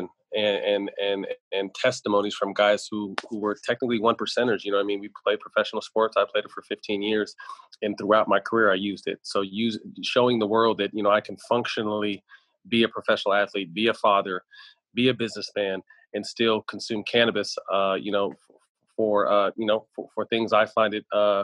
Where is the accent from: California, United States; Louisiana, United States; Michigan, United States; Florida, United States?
California, United States; Sacramento; my hometown of Sacramento